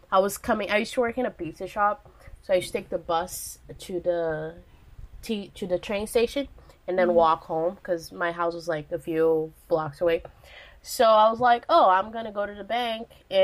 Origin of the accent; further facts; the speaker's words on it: Belo Horizonte, Minas Gerais, Brazil; in my hometown in Brazil, in Belo Horizonte